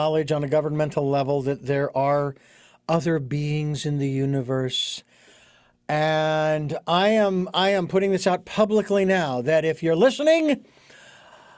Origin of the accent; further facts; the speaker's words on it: Phoenix, Arizona, United States; moved away; I was living in Phoenix, my hometown